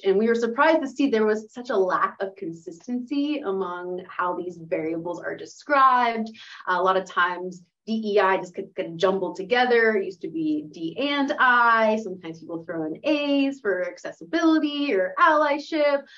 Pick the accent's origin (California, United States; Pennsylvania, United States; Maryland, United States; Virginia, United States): Pennsylvania, United States; Pittsburgh; moved away as an adult; I was born and raised here in Pittsburgh, went to Woodland Hills, went to Pitt.